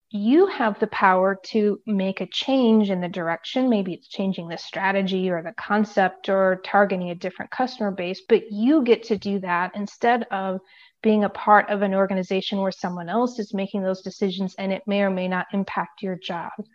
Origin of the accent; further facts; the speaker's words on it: United States; moved away as an adult; now in Europe; living internationally as an American